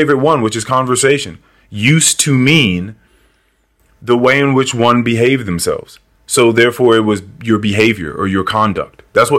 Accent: Liberia; Because I'm African, I'm from Liberia, I'm not that.

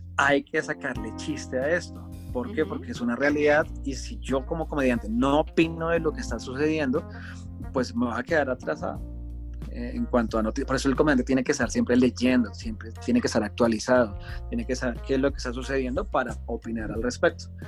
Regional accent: Colombia; Soy un colombiano aquí en su país

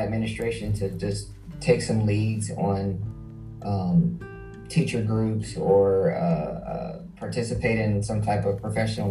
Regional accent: Columbus, Ohio, United States; I'm born and raised in Columbus, Ohio. Spent my whole life here.

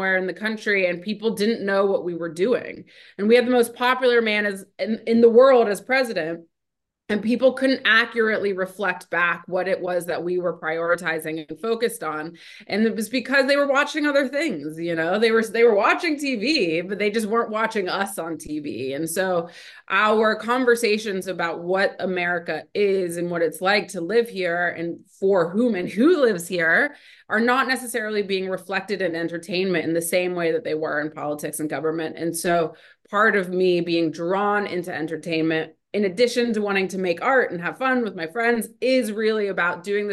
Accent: Ohio, United States; I grew up in Ohio

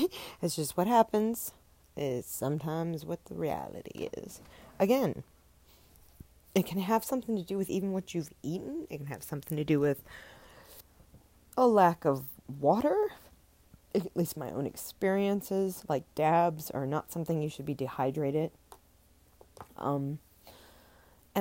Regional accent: New Orleans, Louisiana, United States; I am from New Orleans

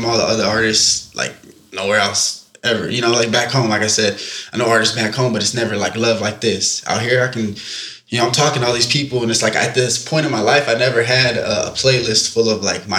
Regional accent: Central Valley, California, United States; moved away; I'm from the Central Valley

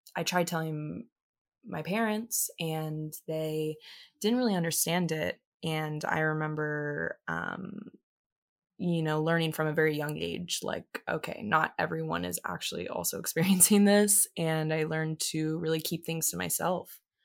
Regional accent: Tampa, Florida, United States; I was born in Tampa, Florida

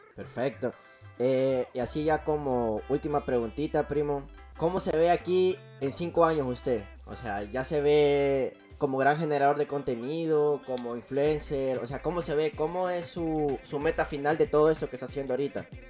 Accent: El Salvador

